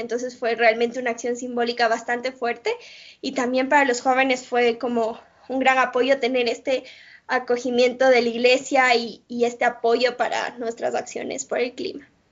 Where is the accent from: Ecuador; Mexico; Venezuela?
Ecuador; soy de Ecuador